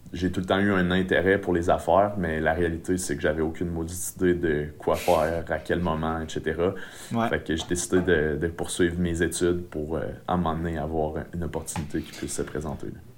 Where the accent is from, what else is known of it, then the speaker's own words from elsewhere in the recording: Saint-Georges, Quebec, Canada; je viens de la Beauce, je viens de Saint-Georges, plus précisément